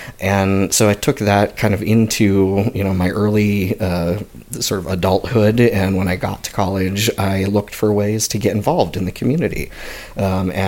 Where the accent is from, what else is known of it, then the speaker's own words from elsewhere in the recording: Mesa, Arizona, United States; I grew up here in Mesa, Arizona